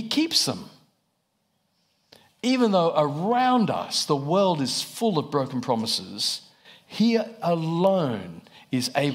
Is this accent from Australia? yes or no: yes; Australia; moved away as an adult; I'm from Australia, if you're wondering about the accent.